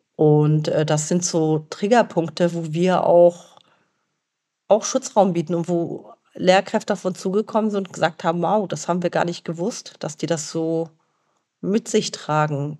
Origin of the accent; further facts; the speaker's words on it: Germany; also born or lived in Lebanon; ich bin im Libanon geboren und in Deutschland aufgewachsen.